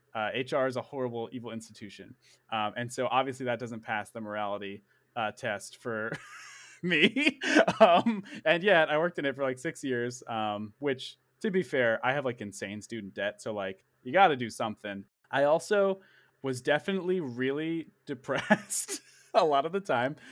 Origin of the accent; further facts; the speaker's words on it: Princeton, Massachusetts, United States; I was born and raised in Princeton, Massachusetts